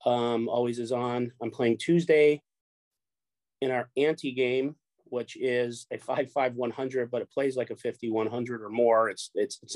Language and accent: English; Orange County, California, United States; also born or lived in Chicago, Illinois; I grew up here in Orange County, California, but I'm originally from Chicago